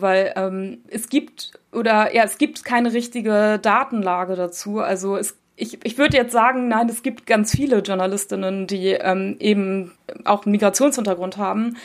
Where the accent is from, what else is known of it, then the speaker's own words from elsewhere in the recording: Germany; ich bin in Deutschland geboren und aufgewachsen, meine Eltern kommen aus der Türkei